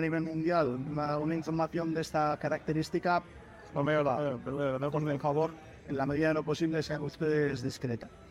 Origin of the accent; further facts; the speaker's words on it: Albacete, Castilla-La Mancha, Spain; soy natural de Albacete